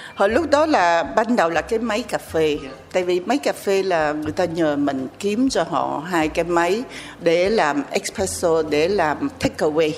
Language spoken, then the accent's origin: Vietnamese; Vietnam; moved away; also born or lived in France; mình sinh ở Việt Nam